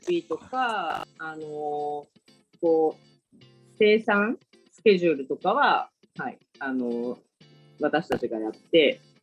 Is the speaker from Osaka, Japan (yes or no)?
yes; Suita, Osaka, Japan; 私の生まれは箕面市の隣の吹田市っていうところで